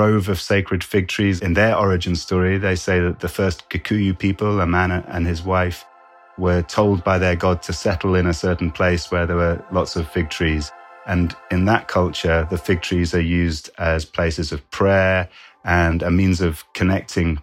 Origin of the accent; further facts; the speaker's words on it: United Kingdom; I'm a British biologist turned writer.